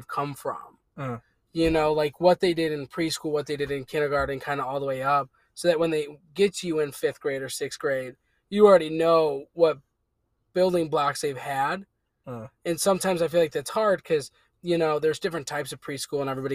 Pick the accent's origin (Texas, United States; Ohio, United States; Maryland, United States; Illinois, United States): Illinois, United States; suburbs of Chicago; the suburbs of Chicago are home.